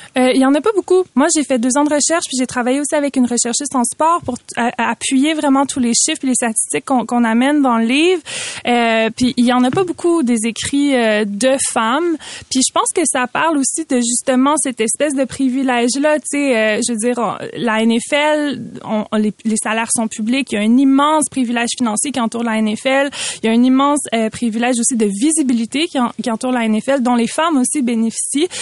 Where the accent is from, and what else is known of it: Quebec, Canada